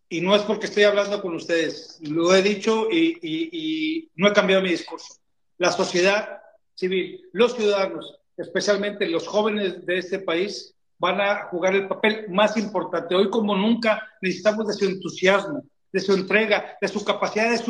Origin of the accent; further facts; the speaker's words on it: Mexico; Esto tiene que ser uno de los principales acuerdos que hagamos como sociedad mexicana.